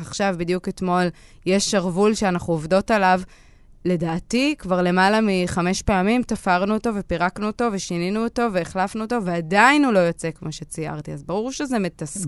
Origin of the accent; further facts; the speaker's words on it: Northern District, Israel; כשהייתי בת 15, אני מצפון הארץ ואין הרבה מה לעשות שם